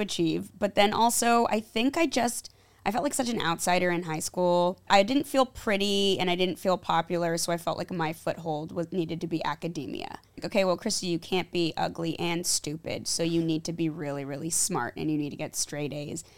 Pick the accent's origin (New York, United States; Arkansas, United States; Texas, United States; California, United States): California, United States; Los Angeles; growing up in L